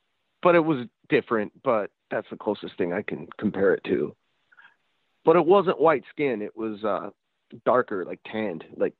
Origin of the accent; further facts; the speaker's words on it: Sacramento, California, United States; we're from Sacramento originally, and I moved back to Sacramento